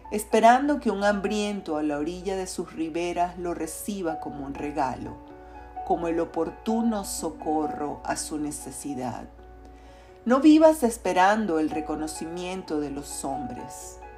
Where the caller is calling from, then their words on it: Caracas, Capital District, Venezuela; te saludo fraternalmente desde Caracas, Venezuela.